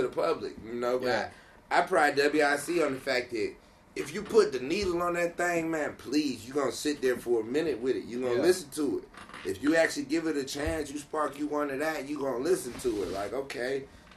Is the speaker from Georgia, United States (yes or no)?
yes; East Point, Georgia, United States; I'm from East Point